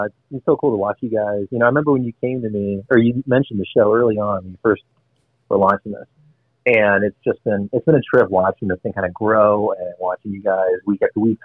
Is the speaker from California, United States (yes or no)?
no; St. Louis, Missouri, United States; moved away; St. Louis is still obviously my hometown